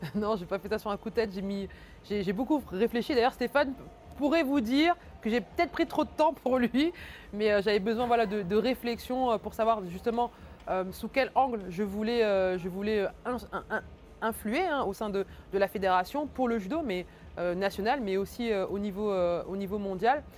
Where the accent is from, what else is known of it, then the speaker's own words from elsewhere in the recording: France; also born or lived in Cameroon; né au Cameroun, arrivé en France à deux ans